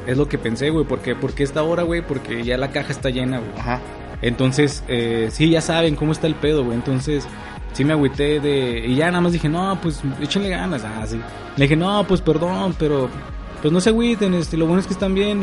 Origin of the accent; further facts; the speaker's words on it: Durango, Mexico; en mi tierra, güey, Durango